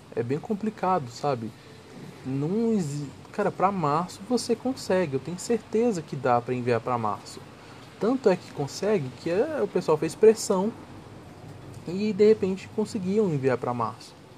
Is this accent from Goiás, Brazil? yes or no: yes; Goiânia, Goiás, Brazil; Eu venho de Goiânia